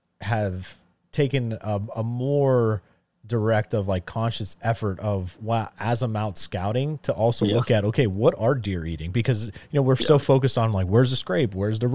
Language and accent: English; Pennsylvania, United States; because growing up in Northeast Pennsylvania, living here in Central Pennsylvania, I don't never really hunted fields, right?